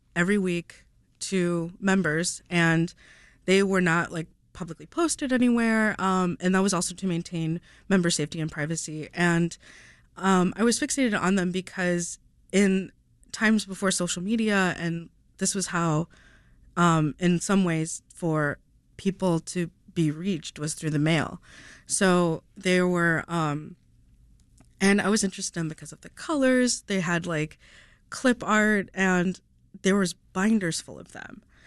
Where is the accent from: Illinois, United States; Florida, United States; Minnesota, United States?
Illinois, United States; Downers Grove; I grew up in Donner's Grove